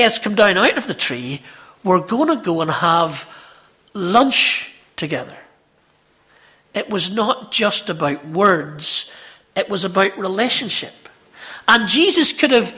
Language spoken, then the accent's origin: English; Ballymena, Northern Ireland, United Kingdom; I'm from Ballymena, you can tell